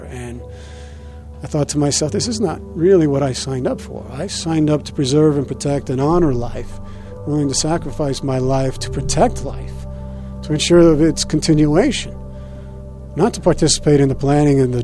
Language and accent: English; Arvada, Colorado, United States; also born or lived in Los Angeles; when I grew up here in Colorado, native of Arvada